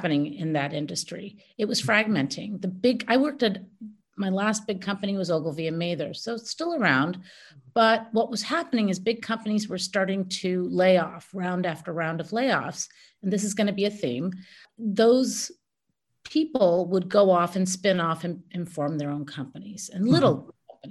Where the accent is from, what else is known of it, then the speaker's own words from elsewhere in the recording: United States; I was born here in the United States